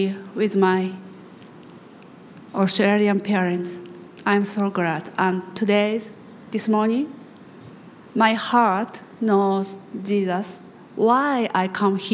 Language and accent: English; Japan; I'm from Japan